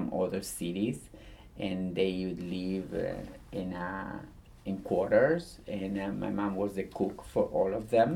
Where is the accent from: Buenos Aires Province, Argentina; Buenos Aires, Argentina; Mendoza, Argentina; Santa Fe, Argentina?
Santa Fe, Argentina; Gálvez; English is a second language; moved away as an adult; also born or lived in Miami; now in United States; I grew up in the city of Gálvez, in the state of Santa Fe, in the nation of Argentina